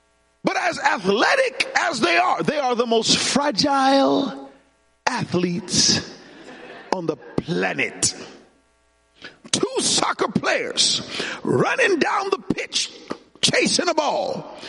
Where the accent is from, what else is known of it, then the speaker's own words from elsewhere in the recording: Jamaica; When I was growing up in Jamaica, we had a sport.